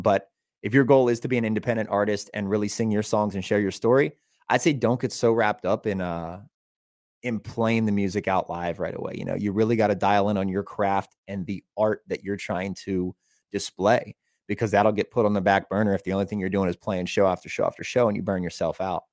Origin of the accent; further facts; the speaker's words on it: Elizabethtown, Pennsylvania, United States; also born or lived in Hollywood, California; So we're playing the Elizabethtown Fair, which is a pretty big fair, and that's my hometown.